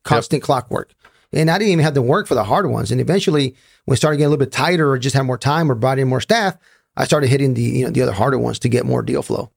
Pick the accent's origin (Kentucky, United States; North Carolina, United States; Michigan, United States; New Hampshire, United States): North Carolina, United States; Raleigh; I'm from Raleigh, North Carolina